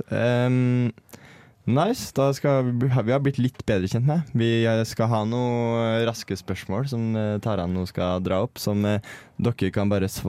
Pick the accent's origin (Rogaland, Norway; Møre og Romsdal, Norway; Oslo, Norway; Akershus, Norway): Oslo, Norway; Jeg er fra Oslo.